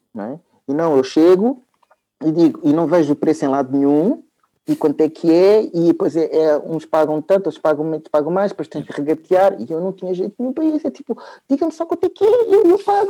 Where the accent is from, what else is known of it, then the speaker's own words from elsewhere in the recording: Lisbon, Portugal; eu, ah, sim, sou, sou de Lisboa. Sim, sim, sou de Lisboa